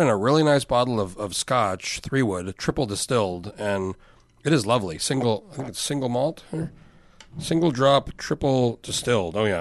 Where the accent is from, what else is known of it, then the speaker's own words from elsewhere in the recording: Outside of Albuquerque, New Mexico, United States; moved away as an adult; also born or lived in San Diego, California / Anchorage, Alaska; now in Alaska, United States; I grew up in New Mexico, same place.